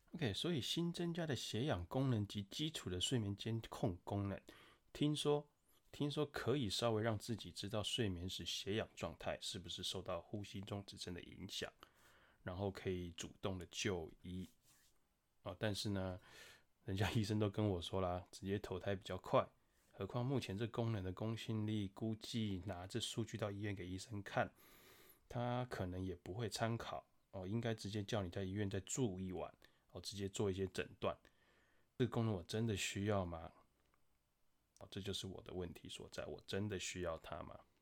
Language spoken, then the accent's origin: Chinese; Taiwan; 我们台湾人真的很有钱